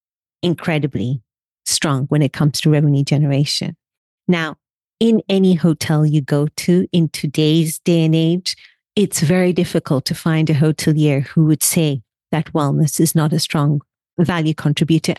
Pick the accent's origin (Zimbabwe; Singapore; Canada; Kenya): Kenya; also born or lived in India; I am from Kenya, originally from India